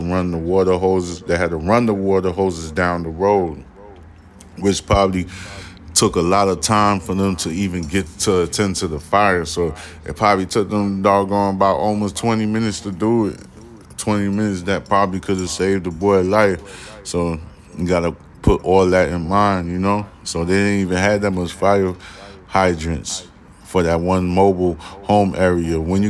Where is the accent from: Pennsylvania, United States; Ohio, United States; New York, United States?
New York, United States; I'm from New York